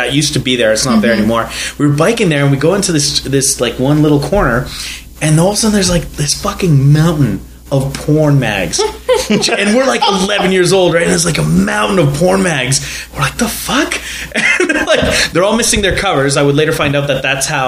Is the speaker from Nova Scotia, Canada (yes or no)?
no; Fort McMurray, Alberta, Canada; I grew up in Rydell Street